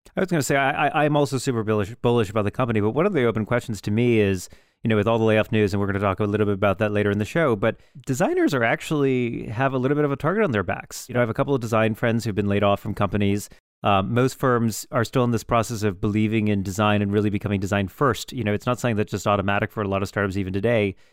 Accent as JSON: {"language": "English", "town": "Youngstown", "region": "Ohio", "country": "United States", "tie": "born or raised there", "said": "I was born in Youngstown."}